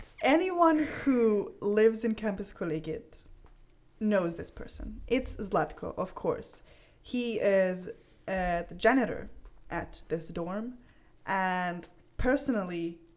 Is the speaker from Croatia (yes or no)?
yes; Croatia; first language Croatian; English is a second language; my Croatian was getting really bad because I'm using English all the time and writing in English.